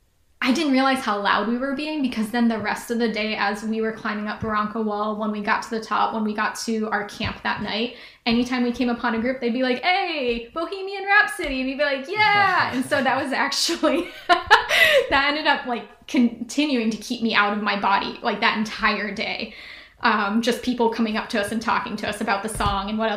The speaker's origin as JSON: {"language": "English", "region": "Ohio", "country": "United States", "said": "I was from Ohio, which is like sea level"}